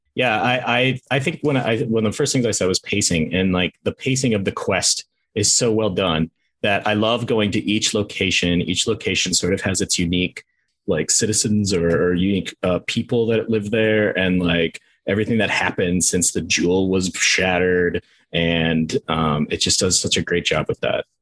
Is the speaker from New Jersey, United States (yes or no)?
no; Minnesota, United States; I'm from Minnesota